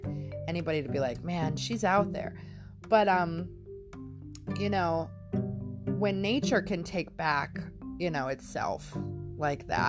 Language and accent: English; Pennsylvania, United States; I'm from Pennsylvania